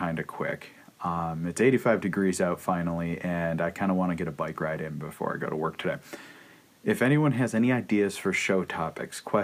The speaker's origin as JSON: {"language": "English", "town": "Irondequoit", "region": "New York", "country": "United States", "tie": "born or raised there", "said": "I grew up here in Irondequoit and hail from the IHS class of 2000"}